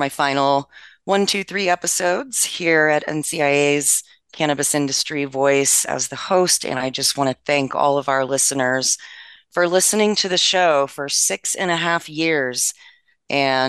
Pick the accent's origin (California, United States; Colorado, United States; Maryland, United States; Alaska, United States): Maryland, United States; My home state, Maryland